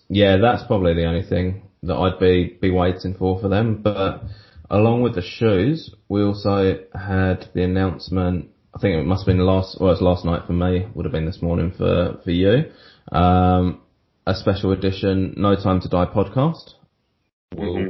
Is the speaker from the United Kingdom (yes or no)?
yes; England, United Kingdom; I'm English